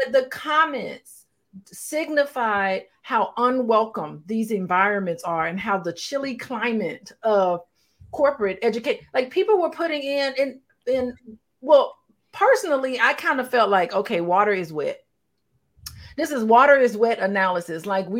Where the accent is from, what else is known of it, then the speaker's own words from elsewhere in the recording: Gary, Indiana, United States; moved away; also born or lived in Tuskegee, Alabama; growing up in Gary, Indiana and Tuskegee